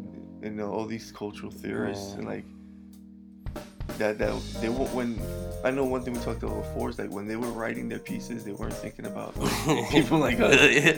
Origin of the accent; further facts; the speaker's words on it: New York City, New York, United States; moved away; growing up in the Bronx